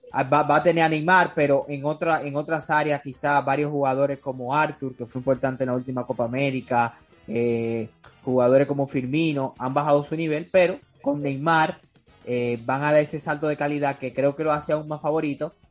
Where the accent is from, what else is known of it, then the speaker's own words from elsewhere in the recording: Dominican Republic; soy dominicano y lo hago desde aquí de República Dominicana